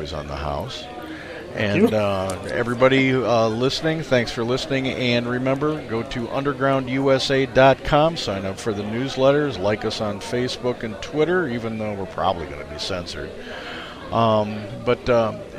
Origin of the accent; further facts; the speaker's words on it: Midwest, United States; we're from the Midwest